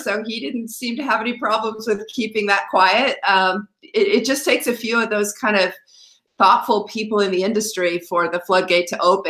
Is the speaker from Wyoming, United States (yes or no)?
yes; Laramie, Wyoming, United States; moved away; I grew up in Wyoming and went to a university whose motto is bucking the system